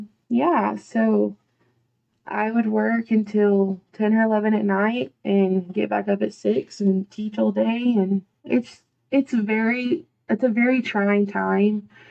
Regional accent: Archer City, Texas, United States; I went back to my hometown and I taught at Archer City

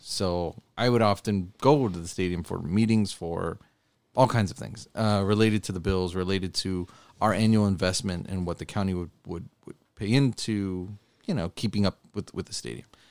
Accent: Buffalo, New York, United States; I was from Buffalo

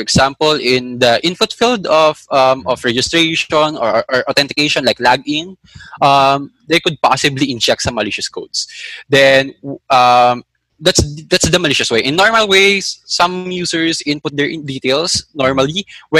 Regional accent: Manila, Metro Manila, Philippines; I grew up in Manila.

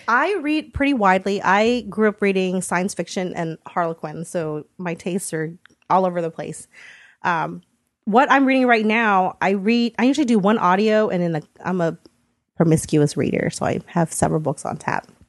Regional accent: United States; I was born in the States

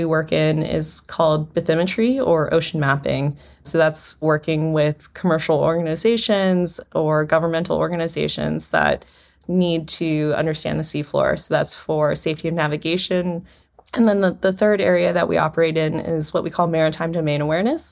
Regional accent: South Florida, United States; Growing up in South Florida

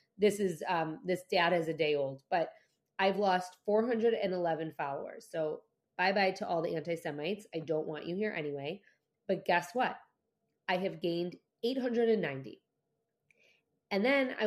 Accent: United States; as an American citizen

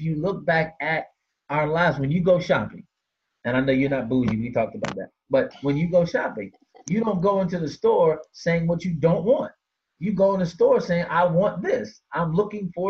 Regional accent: Washington, District of Columbia, United States; I hail from Washington, D.C.

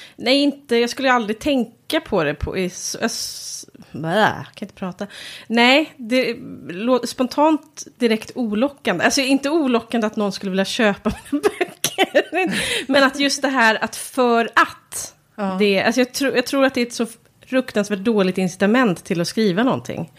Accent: Järna, Stockholm County, Sweden; i Höle som ligger nära Järna där jag kommer ifrån

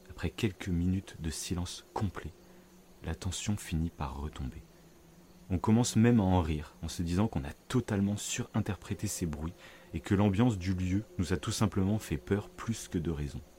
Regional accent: south-west France, France; j'ai 33 ans et je suis originaire du sud-ouest de la France dans un petit village qui borde l'océan Atlantique.

